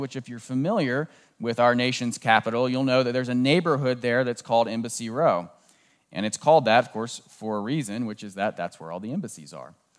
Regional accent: Southern Maryland, United States; moved away; I grew up in Southern Maryland, just southeast of Washington, D C

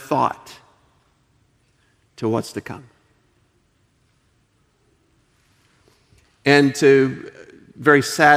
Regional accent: United States; also born or lived in Eastern Europe; I'm an American

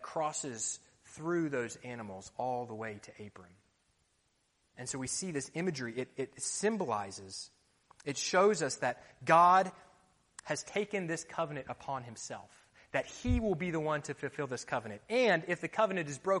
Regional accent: Florida, United States; moved away; When I was growing up in the States, I liked to play football

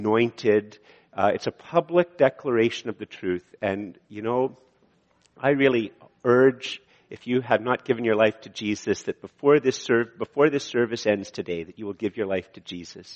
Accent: Canada; I'm a Canadian

